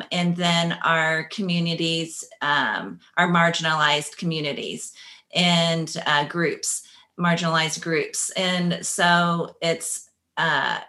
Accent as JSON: {"language": "English", "region": "Kentucky", "country": "United States", "tie": "born or raised there", "moved": "yes", "said": "I grew up in Kentucky in a small town that's half Black, half white"}